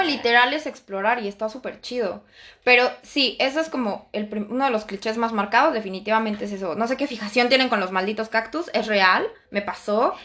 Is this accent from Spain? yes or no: no; Mexico; moved away as an adult; now in France; yo vengo de México